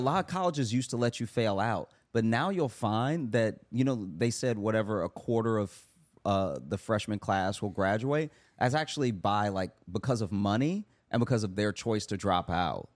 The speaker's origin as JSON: {"language": "English", "region": "Louisiana", "country": "United States", "tie": "born or raised there", "moved": "yes", "said": "growing up in Louisiana"}